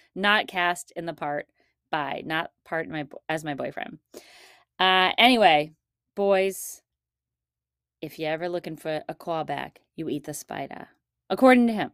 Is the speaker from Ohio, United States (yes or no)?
yes; Shaker Heights, Ohio, United States; moved away; This is where I grew up, in case anybody doesn't know, in Shaker Heights